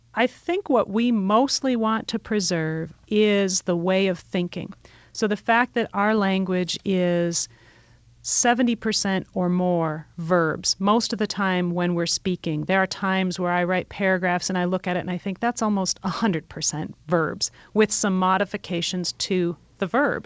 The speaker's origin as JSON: {"language": "English", "town": "Detroit", "region": "Michigan", "country": "United States", "said": "we're native people from Detroit"}